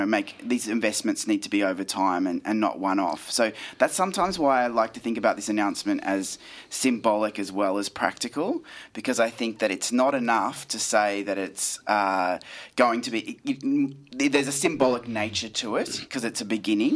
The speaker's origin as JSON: {"language": "English", "region": "Queensland", "country": "Australia", "tie": "born or raised there", "said": "I grew up in Queensland"}